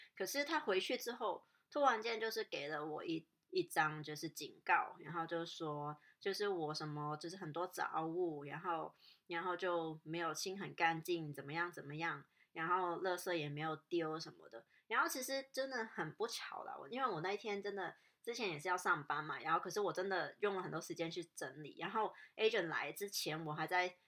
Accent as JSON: {"language": "Chinese", "country": "Hong Kong", "moved": "yes", "said": "我香港人也是比，就是比较，我，我自己也是比较怕生啊"}